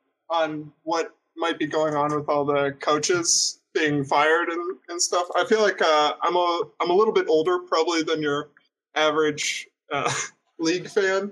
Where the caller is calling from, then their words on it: Pittsburgh, Pennsylvania, United States; I'm calling from Pittsburgh, Pennsylvania.